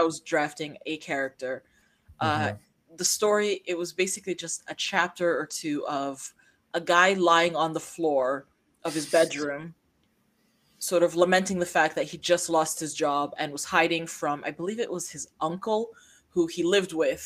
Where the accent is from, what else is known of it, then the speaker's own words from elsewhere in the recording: United States; moved away; I grew up somewhat near Chicago, and some very notable weekends of my childhood were spent in the city